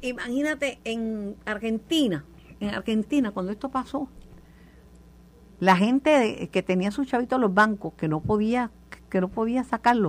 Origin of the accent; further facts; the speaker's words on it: Puerto Rico; soy una puertorriqueña